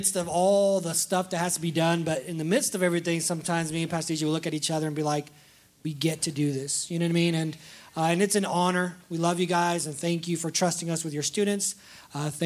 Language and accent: English; United States; I'm actually Guatemalan and Salvadorian and American, you know. I'm American